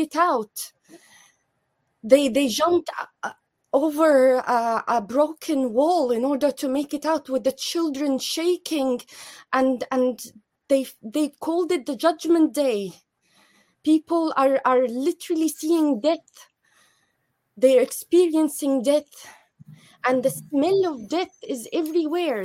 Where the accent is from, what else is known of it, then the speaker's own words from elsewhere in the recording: Jabalia, Gaza Strip, Palestine; moved away; I'm from Jabalia refugee camp